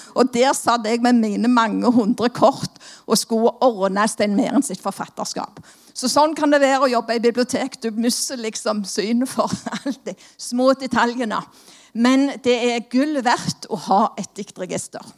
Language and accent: Norwegian; Stavanger, Rogaland, Norway; Som dere hører, så er jeg jo fra Stavanger